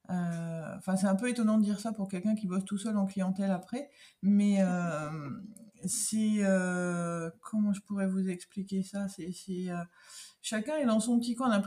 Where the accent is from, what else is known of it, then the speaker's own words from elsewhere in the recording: Brittany, France; moved away as an adult; also born or lived in Charente-Maritime; now in Arvert, France; Moi, je suis bretonne d'origine.